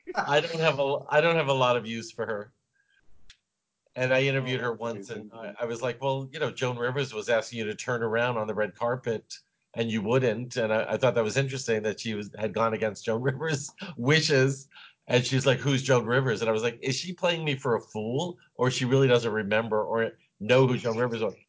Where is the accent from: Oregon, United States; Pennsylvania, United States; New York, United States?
New York, United States; New York City; I'm from Brooklyn.